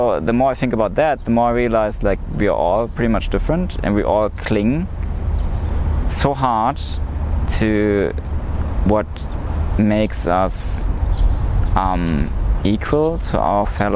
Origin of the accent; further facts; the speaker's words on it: East Germany, Germany; also born or lived in Tokyo, Japan / Hiroshima, Japan; in Germany, I'm somewhat of a minority because I was born in East Germany. I'm East German